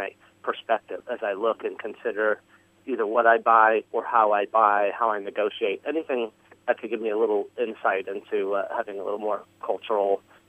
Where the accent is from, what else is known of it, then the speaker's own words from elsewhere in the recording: United States; also born or lived in Paris, France; now in Hoboken, United States; I'm a kind of a transplant. I was born in America. My mother's French. She lived her life in the U.S., retired back to Paris. So I'm back and forth quite a bit, and I'm highly Americanized. I speak French fairly well. I'm dual citizen